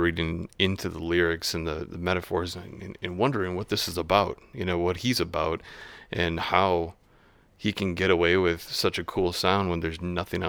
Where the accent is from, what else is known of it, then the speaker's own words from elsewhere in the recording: La Crescent, Minnesota, United States; also born or lived in La Crosse, Wisconsin; Between La Crescent, Minnesota, southeastern Minnesota, and La Crosse, Wisconsin area, just along, you know, banks of Mississippi.